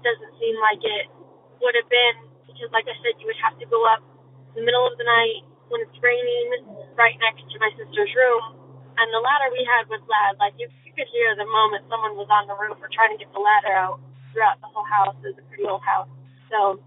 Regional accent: Arizona, United States; I'm from Arizona

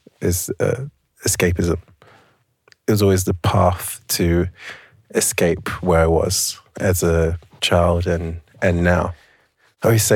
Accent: East London, Essex, East of England, United Kingdom; I grew up in East London, mainly in a place called Essex County, which actually has forests

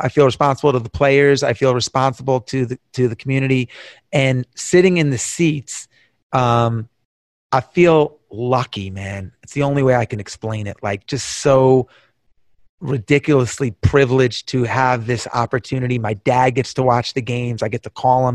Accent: Long Island, New York, United States; I grew up in Long Island, all the Long Island kids, all the New York kids

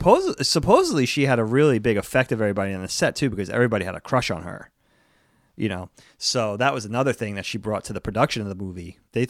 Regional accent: East Coast, United States; Especially growing up on the East Coast, New York, Jersey.

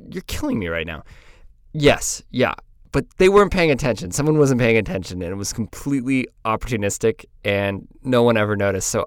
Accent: Des Moines, Iowa, United States; I was from Des Moines, Iowa, but I didn't actually know how to pronounce Des Moines.

